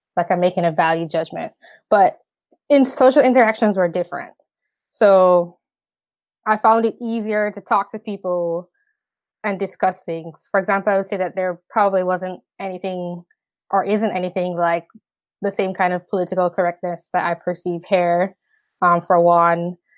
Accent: Jamaica; moved away as an adult; also born or lived in upstate New York, United States / New York City, United States; now in United States; I am from the Caribbean island of Jamaica. Um, I lived there for seventeen years, and then I came to the U S, uh, for college in two thousand ten.

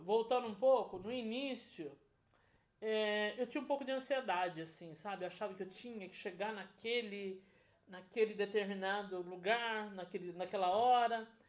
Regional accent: Brazil; Como boa brasileira

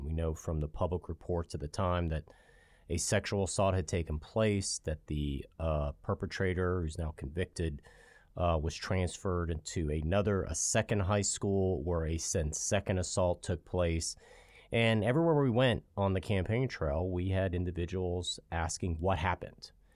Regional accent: Virginia Beach, Virginia, United States; I grew up in Virginia Beach

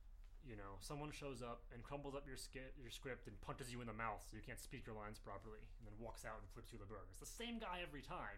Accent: Washington, United States; I grew up in Washington.

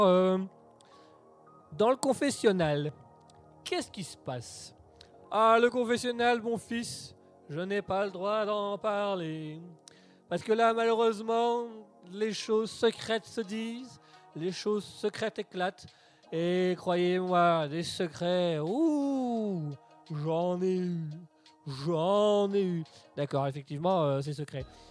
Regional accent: Belgium; on aime bien ici euh, parler comme en tant que belge, là, on aime bien parler un petit peu de ce qui se passe en Belgique

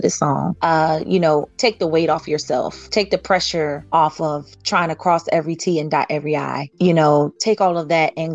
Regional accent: Williamsburg, Virginia, United States; I'm from Williamsburg, Virginia

